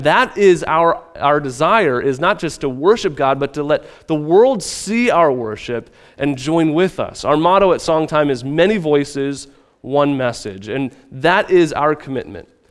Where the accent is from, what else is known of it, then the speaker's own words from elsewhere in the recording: Midwest, United States; moved away; I come from the Midwest